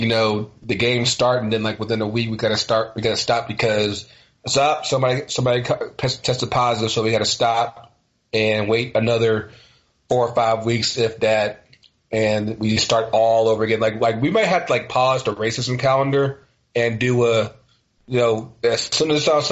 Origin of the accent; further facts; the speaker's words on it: Virginia, United States; me growing up in Virginia